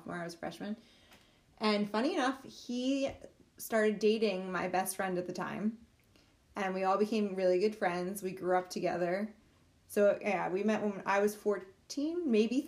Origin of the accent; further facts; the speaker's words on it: Northport, New York, United States; Chris and I are both from Northport.